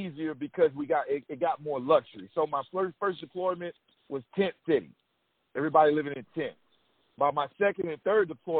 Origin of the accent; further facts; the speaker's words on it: Texas, United States; I'm from Texas